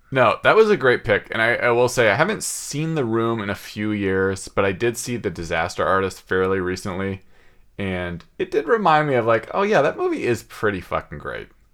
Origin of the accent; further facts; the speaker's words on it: Seattle, Washington, United States; growing up in West Seattle.